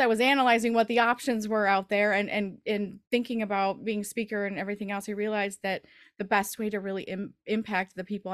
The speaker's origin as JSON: {"language": "English", "region": "Michigan", "country": "United States", "said": "But winter seems to be a little bit longer here in the Midwest. We're from the Michigan area. And so we always have long winters."}